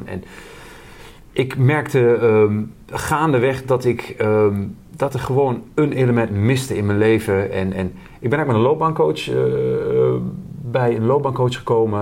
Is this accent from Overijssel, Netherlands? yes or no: yes; Twente, Overijssel, Netherlands; ik ben een Twentenaar